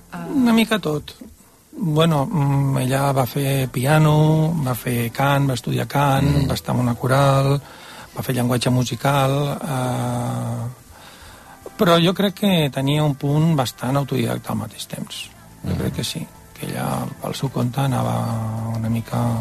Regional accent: Barcelona, Catalonia, Spain; also born or lived in Tordera; nosaltres som de Barcelona

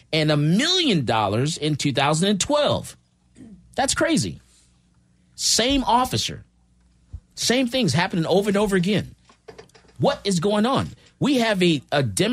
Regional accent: Florida, United States; now in Texas, United States; I was born in Florida. I wasn't born in Texas

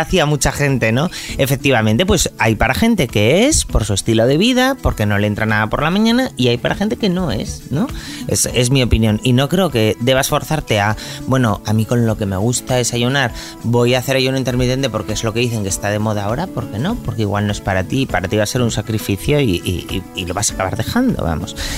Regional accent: Asturias, Spain; en mi familia somos así, somos asturianos

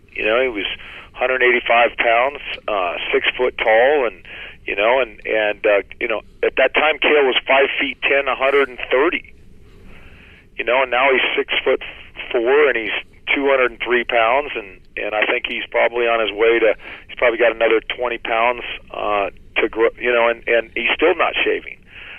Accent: Seattle, Washington, United States; I grew up in Seattle

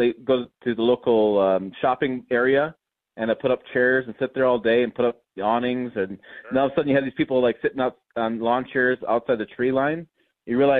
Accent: Michigan, United States; I grew up in Michigan

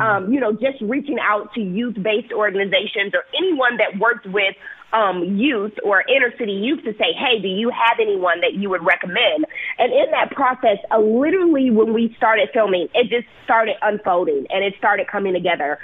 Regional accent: Milwaukee, Wisconsin, United States; moved away as an adult; also born or lived in Santa Clara, California / Chicago, Illinois; I was born and raised in Milwaukee

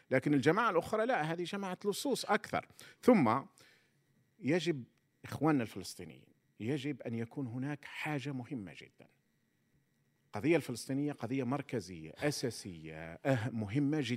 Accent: Algeria; احنا نسموه عندنا في الجزائر كنا نسموهم الحركه

